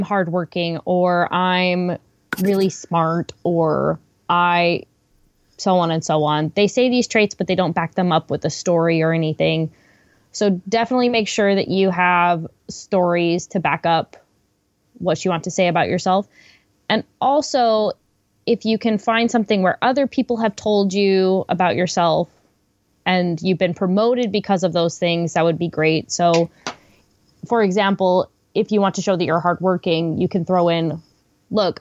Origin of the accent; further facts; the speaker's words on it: Washington, District of Columbia, United States; moved away as an adult; now in Japan; I'm from Washington, D.C. originally